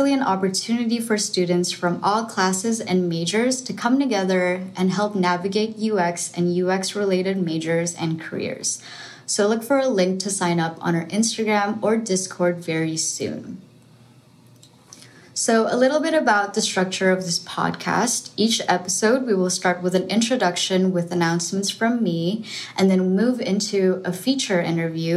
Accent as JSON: {"language": "English", "region": "Jakarta", "country": "Indonesia", "moved": "yes", "said": "I'm originally from Jakarta, Indonesia"}